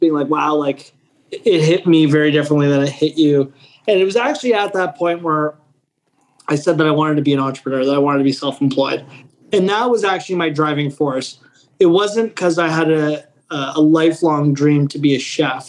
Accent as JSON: {"language": "English", "country": "Canada", "said": "I'm Italian Canadian."}